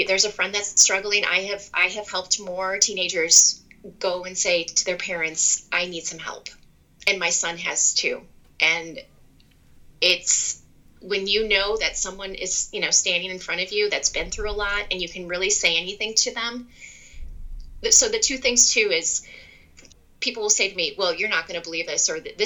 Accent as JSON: {"language": "English", "region": "Wisconsin", "country": "United States", "said": "I went to the University of Wisconsin. I'm from Wisconsin"}